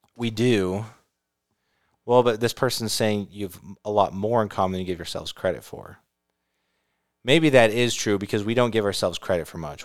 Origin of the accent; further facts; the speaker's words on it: California, United States; living in California